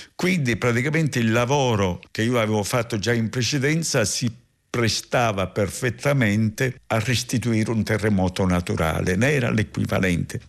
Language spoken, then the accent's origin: Italian; Barcellona Pozzo di Gotto, Sicily, Italy; Per tornare alla mia nascita, io sono nato lì, in una famiglia